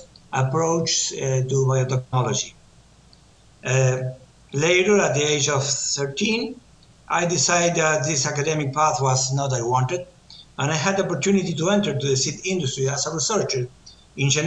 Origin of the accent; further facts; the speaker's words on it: Argentina; I was born and living in Argentina Republic